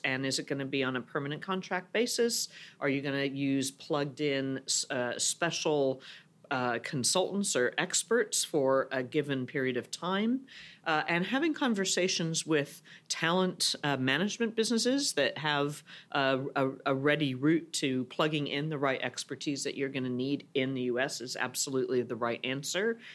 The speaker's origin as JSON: {"language": "English", "country": "United States", "moved": "as an adult", "lives_now": "Europe", "said": "as an American"}